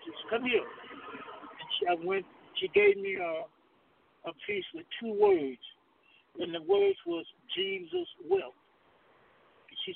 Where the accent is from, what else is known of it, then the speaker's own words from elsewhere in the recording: Alabama, United States; I grew up in the South, in Alabama.